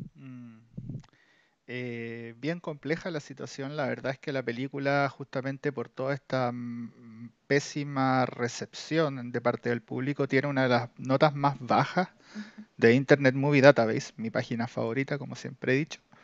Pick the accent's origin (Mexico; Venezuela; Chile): Chile; somos de Chile